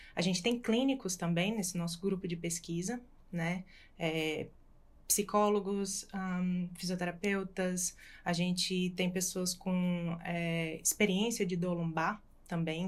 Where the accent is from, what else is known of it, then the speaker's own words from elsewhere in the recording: Natal, Rio Grande do Norte, Brazil; moved away as an adult; now in Australia; sou de Natal